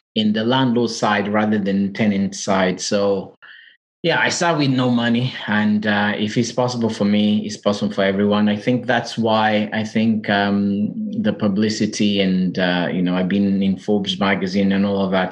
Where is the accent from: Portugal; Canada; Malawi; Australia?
Portugal; English is a second language; moved away as an adult; now in United Kingdom; I'm from Portugal, as you can hear from my accent. So, I've been in the UK now for five years